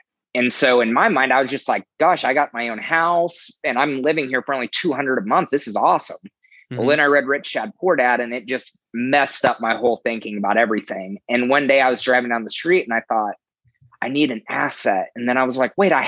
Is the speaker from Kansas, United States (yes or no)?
yes; Kansas, United States; also born or lived in Texas; now in Oklahoma City, United States; I'm originally from Kansas. I lived in Texas for a few years, and I moved to Oklahoma City in 2012.